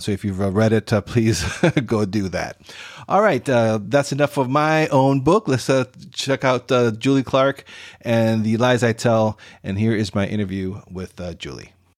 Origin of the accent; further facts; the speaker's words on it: Costa Rica; my home country of Costa Rica